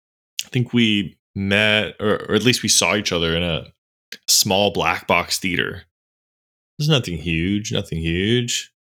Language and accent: English; Los Angeles, California, United States; my hometown is Los Angeles, CA, and it's a really great city. Millions of people live there from all walks of life.